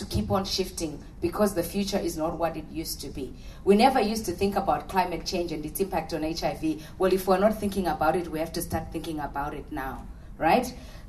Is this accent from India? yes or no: no; Australia; We are part of the population because we are Australian.